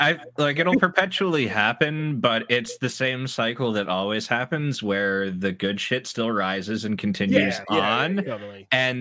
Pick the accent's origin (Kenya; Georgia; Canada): Canada; Hamilton, Ontario; I'm from Hamilton.